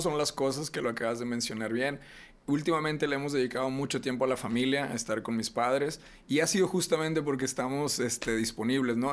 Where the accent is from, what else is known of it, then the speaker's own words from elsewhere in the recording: Reynosa, Tamaulipas, Mexico; moved away; soy de Reynosa